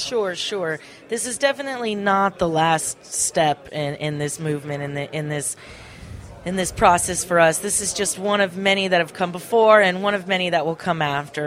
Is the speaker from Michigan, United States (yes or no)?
no; Ventura County, California, United States; I I grew up in Ventura County